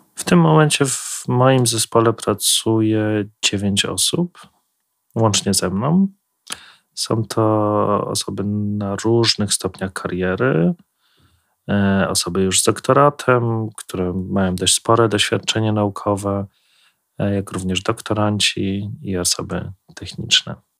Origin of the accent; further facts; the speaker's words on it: Kraków, Lesser Poland, Poland; moved away as an adult; now in Warsaw, Poland; ja osobiście pochodzę z Krakowa